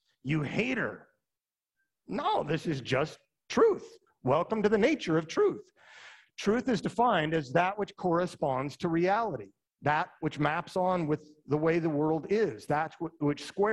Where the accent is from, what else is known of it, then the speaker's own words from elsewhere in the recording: Utah, United States; moved away as an adult; I'm from Utah